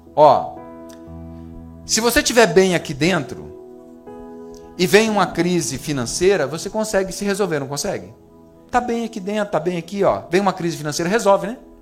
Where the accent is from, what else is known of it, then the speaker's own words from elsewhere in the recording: Brazil; deve ser brasileiro, igual eu